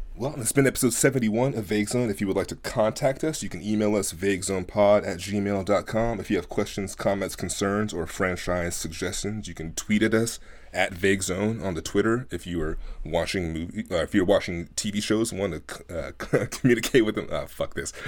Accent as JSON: {"language": "English", "town": "Oakland", "region": "California", "country": "United States", "tie": "born or raised there", "said": "growing up in Oakland, at, being at my grandmother's house almost every day during the summer and oftentimes after school"}